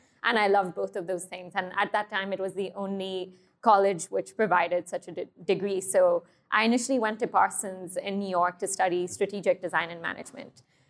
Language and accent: English; Thailand; also born or lived in Hong Kong; I grew up in Thailand and Hong Kong. So a lot of my, a lot of the flavors and a lot of the dishes I create are inspired by that region.